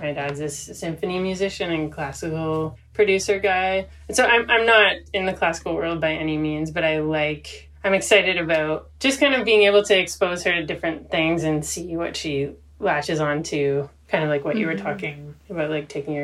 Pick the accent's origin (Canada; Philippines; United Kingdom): Canada; Toronto, Ontario; also born or lived in Montreal / Brooklyn; I grew up in Toronto, pretty downtown, and I lived in Montreal for 6 years and then moved to Brooklyn for a couple of years and then came back.